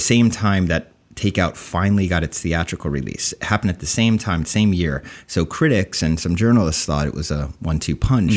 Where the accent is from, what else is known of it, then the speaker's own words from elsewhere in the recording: New Jersey, United States; also born or lived in Summit, New Jersey; I was born in Summit, New Jersey, raised in Central Jersey.